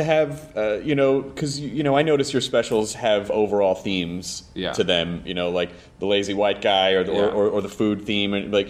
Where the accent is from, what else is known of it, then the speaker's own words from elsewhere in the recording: the South, United States; I actually have a chunk about being from the South, and I never set out to be.